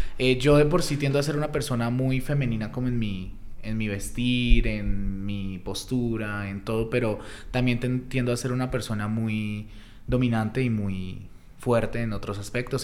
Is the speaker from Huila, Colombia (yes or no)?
yes; Pitalito, Huila, Colombia; soy de Pitalito Huila, es un pueblo ya bastante, bastante grande en el sur del Huila, de la capital de Neiva. Eh, nací allá, empecé allá más o menos a mis 14 años